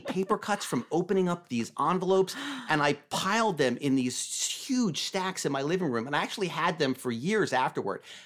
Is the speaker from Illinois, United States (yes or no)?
no; Vermont, United States; moved away as an adult; also born or lived in Los Angeles / Santa Monica; I grew up in Vermont